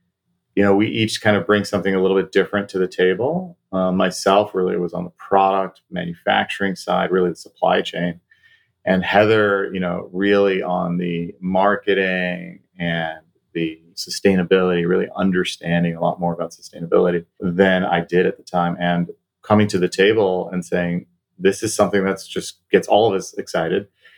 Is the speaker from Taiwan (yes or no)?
yes; Taiwan; And mind you, this is in the late 80s, early 90s in Taiwan, where I grew up, actually.